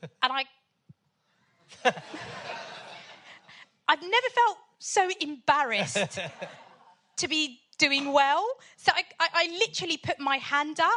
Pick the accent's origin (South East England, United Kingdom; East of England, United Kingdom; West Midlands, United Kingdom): South East England, United Kingdom; Portsmouth; also born or lived in Sudan; I'm from Pompey.